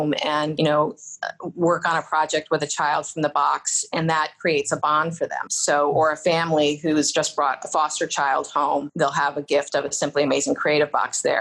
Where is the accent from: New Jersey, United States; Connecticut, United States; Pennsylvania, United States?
New Jersey, United States; moved away as an adult; also born or lived in Frederick, Maryland; now in Orlando, United States; I was born and raised in New Jersey